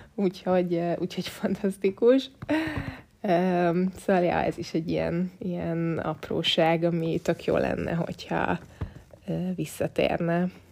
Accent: Budapest, Hungary; én tőzsgyökeres budapestiként

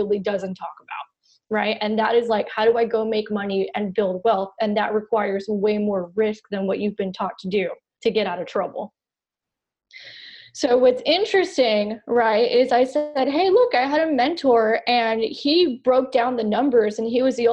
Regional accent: Miami, Florida, United States; I am from the 305 Miami, Florida, born and raised

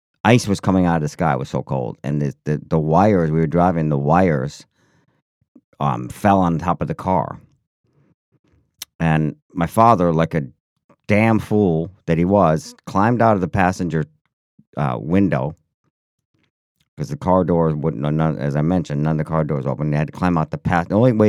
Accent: Syracuse, New York, United States; Yeah, well, when I was a kid growing up in Syracuse, New York... In the snow belt, it was pretty damn cold, always cold in the winter, especially.

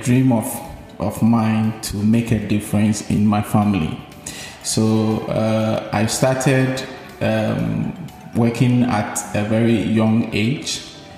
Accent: Ashanti, Ghana; now in Tema, Ghana; I grew up in two geographical locations. Initially, I was raised in the Ashanti region

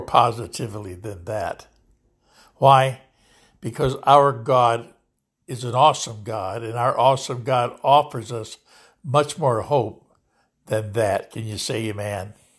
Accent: Lodi, California, United States; here in Lodi, California, my hometown

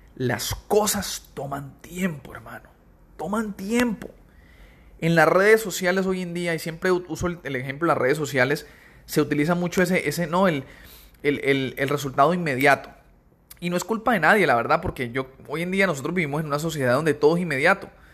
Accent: Cali, Valle del Cauca, Colombia; now in United States; nosotros somos de Cali, mi esposo y yo, eh, Cali, Colombia

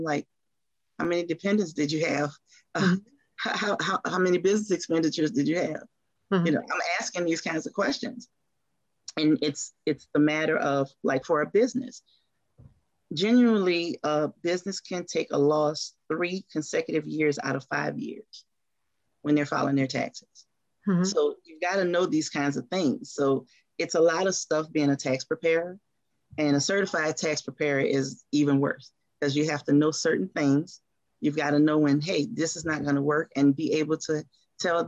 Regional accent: New Orleans, Louisiana, United States; moved away as an adult; now in Atlanta, United States; we are from New Orleans. And we can tell people that we're from New Orleans because we're NOLA girls through and through

